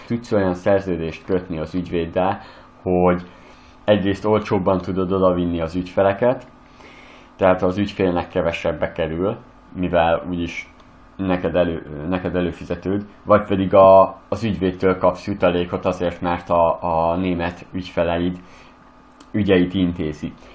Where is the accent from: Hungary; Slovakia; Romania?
Hungary; Western Hungary; én Nyugat-Magyarországról származok